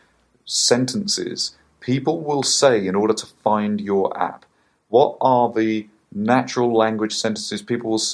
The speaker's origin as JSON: {"language": "English", "country": "United Kingdom", "said": "as a Brit"}